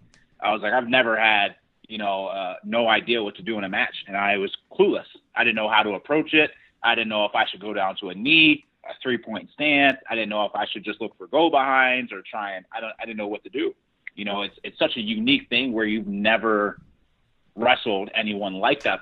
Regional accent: Delaware, United States; moved away as an adult; also born or lived in Virginia / Pennsylvania; now in Fargo, United States; I grew up in Delaware

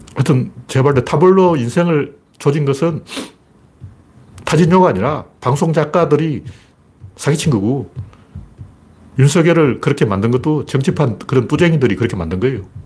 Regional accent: Gyeongju, North Gyeongsang, South Korea; 제가 경주 사람이기 때문에

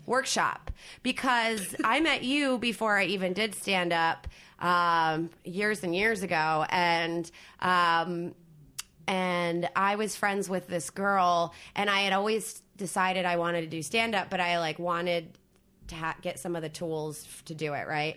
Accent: New Jersey, United States; moved away; also born or lived in Philadelphia; I grew up in South Jersey

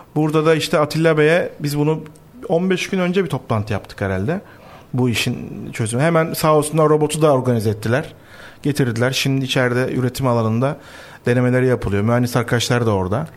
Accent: Black Sea Region, Turkey; biz şimdi Karadenizliyiz.

